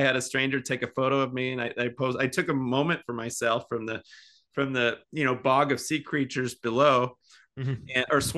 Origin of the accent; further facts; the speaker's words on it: Seattle, Washington, United States; You know, I'm from Seattle